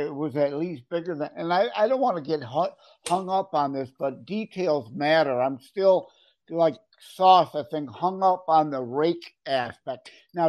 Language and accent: English; Wyandotte, Michigan, United States; My hometown is bigger than that. I'm in Wyandotte, Michigan, with 10,000 people.